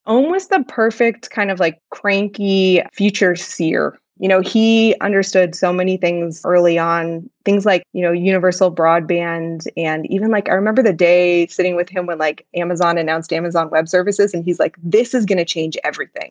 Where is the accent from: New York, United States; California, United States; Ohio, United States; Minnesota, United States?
California, United States; Palo Alto; I grew up in Palo Alto